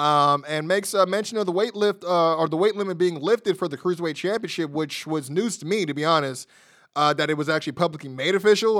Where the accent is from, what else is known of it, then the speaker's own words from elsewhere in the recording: United States; me being an American